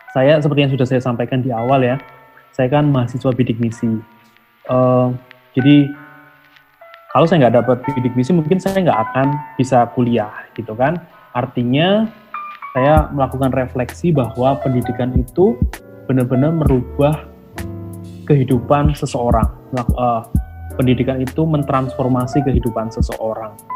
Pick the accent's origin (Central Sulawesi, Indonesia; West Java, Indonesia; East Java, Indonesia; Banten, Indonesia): East Java, Indonesia; Lumajang; saya orang Lumajang Jawa Timur sebuah uh, kabupaten kecil antara Jember sama Malang gitu ya